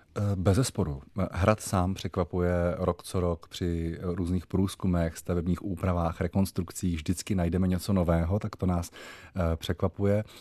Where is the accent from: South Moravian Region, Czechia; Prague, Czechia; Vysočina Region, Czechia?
Vysočina Region, Czechia; Jaroměřice nad Rokytnou; moved away as an adult; okolí mého Rodiště, což je okolí Jaroměřic nad Rokytnou